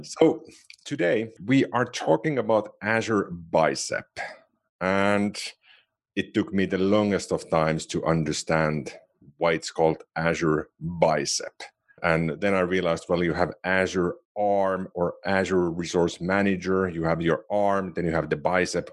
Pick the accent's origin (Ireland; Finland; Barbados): Finland; first language Finnish; English is a second language; I do know Finnish, which is my native language.